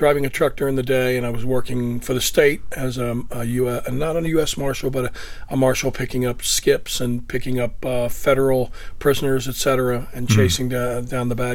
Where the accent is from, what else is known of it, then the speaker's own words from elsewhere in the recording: Virginia, United States; I grew up poor kid in Virginia